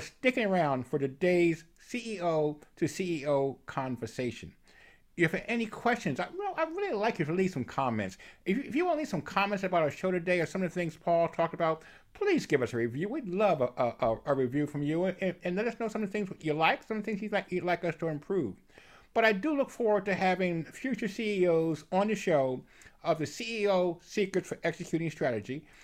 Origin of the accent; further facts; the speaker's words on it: Philadelphia, Pennsylvania, United States; now in Evansville, United States; I'm living in, in Evansville, Indiana, I'm originally born and raised in Philadelphia, so I, I have that East Coast background myself